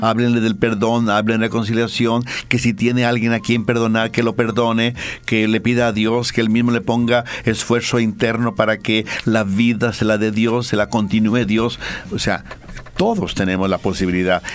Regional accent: Mexico; now in Bolivia; yo mexicano

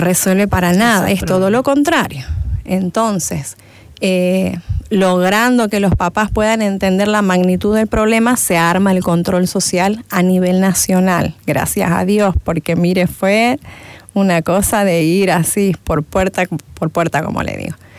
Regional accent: Argentina; moved away as an adult; now in Santa Cruz de la Sierra, Bolivia; Yo vengo de Argentina, en Argentina hice lo que es primaria, secundaria, parte de la universidad. Después, eh, por el problema económico que había en Argentina, volví a mi tierra, ¿no? Soy cruceña

